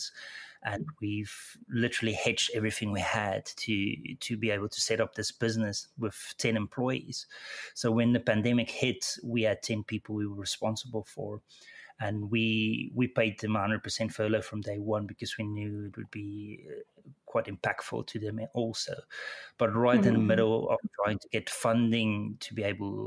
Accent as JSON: {"language": "English", "country": "South Africa", "tie": "born or raised there", "moved": "as an adult", "said": "my accent probably gave it away, but I was born in South Africa"}